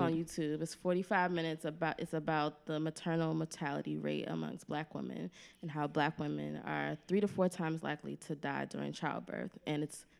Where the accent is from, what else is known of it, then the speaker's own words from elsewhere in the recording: Rochester, New York, United States; Rochester, New York.